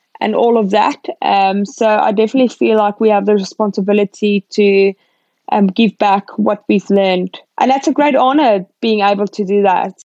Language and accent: English; South Africa; I'm a South African and I'm representing South Africa.